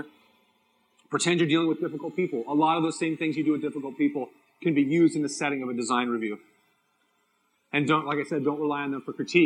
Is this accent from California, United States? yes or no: yes; San Diego, California, United States; I'm from San Diego.